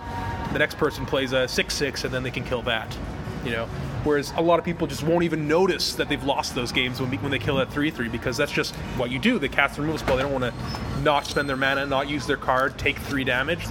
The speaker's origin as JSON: {"language": "English", "country": "Canada", "said": "I'm Canadian"}